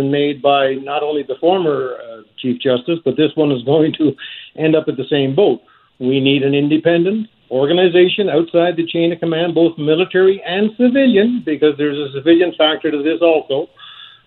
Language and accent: English; Gander, Newfoundland and Labrador, Canada; I'm a guy from Gander, Newfoundland